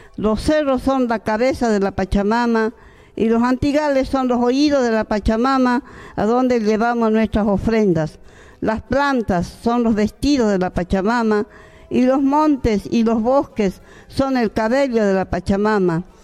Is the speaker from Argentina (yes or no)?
yes; Santa Rosa, Jujuy, Argentina; yo prácticamente nací en Santa Rosa, a tres kilómetros de Imahuaca